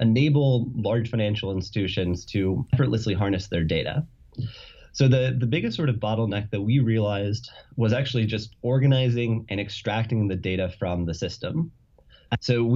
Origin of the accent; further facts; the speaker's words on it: San Diego, California, United States; moved away as an adult; now in Boston, United States; I'm from San Diego, California